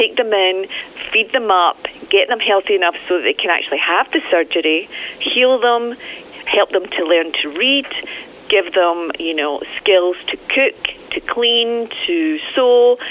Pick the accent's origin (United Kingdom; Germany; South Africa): United Kingdom; Scotland; I'm from Scotland